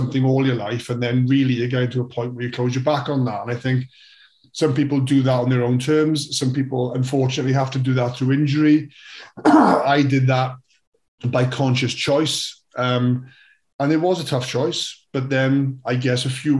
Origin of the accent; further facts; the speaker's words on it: Wales, United Kingdom; I, as every Welsh kid does, gets force-fed rugby from an early age. So it became all that mattered in the world was rugby when you're growing up in Wales